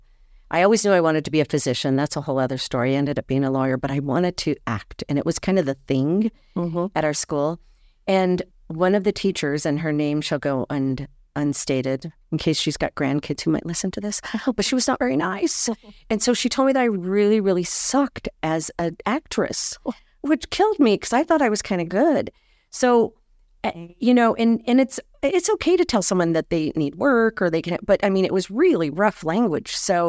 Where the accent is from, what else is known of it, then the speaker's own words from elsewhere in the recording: Ignacio, Colorado, United States; So I hail from Ignacio, Colorado, which, like you said, in the southwestern corner